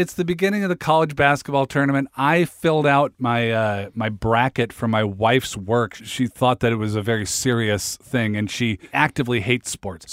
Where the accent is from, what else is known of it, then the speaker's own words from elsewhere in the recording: Seattle, Washington, United States; I'm from Seattle